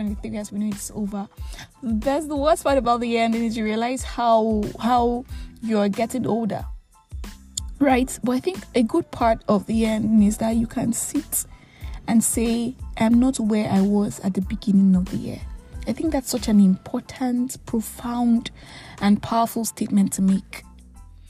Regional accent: Nigeria; I am that Nigerian Christian

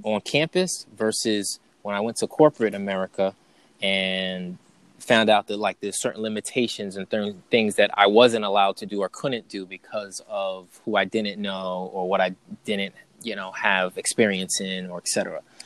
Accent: New York, United States; moved away as an adult; also born or lived in North Carolina; I was from New York and I was going down south to North Carolina

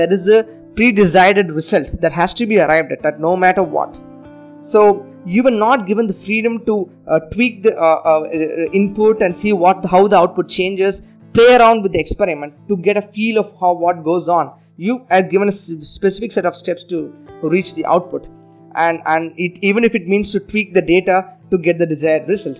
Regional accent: Coimbatore, Tamil Nadu, India; my hometown of Coimbatore

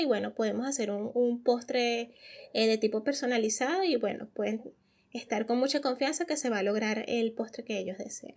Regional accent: Venezuela; also born or lived in Germany; now in Peru; nosotros como venezolanos

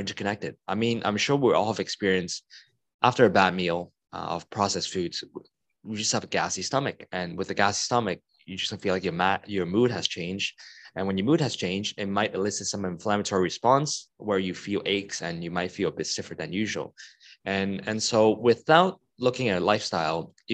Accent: Hong Kong; I'm from Hong Kong and I live in Hong Kong.

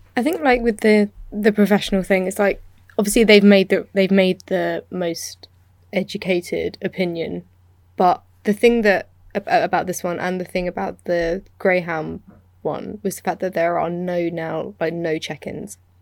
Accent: United Kingdom; I'm British

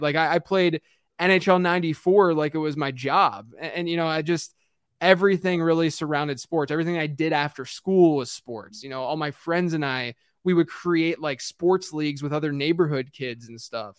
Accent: Pittsburgh, Pennsylvania, United States; I grew up in Pittsburgh

